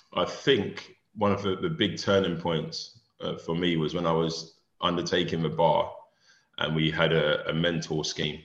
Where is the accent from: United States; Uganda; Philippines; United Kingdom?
United Kingdom; London; I grew up in a single parent home in South London